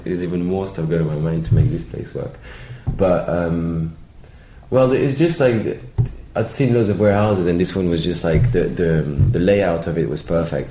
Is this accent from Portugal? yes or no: no; Paris, Île-de-France, France; moved away as an adult; now in London, United Kingdom; I'm from Paris. I've been here for like maybe 10, 11 years